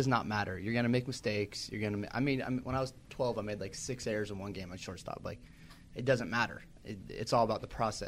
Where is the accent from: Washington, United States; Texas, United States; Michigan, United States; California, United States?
Washington, United States; Seattle; moved away; I'm from Seattle originally